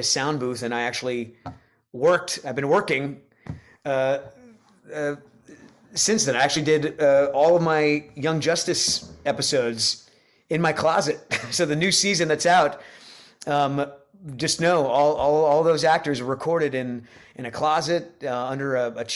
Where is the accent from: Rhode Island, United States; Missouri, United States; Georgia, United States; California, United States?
Rhode Island, United States; now in Nashville, United States; I grew up in Rhode Island.